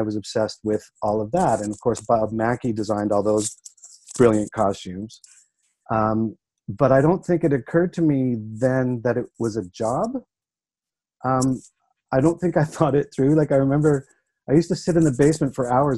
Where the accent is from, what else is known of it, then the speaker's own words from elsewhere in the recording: Saskatchewan, Canada; I grew up in Saskatchewan in the 70s.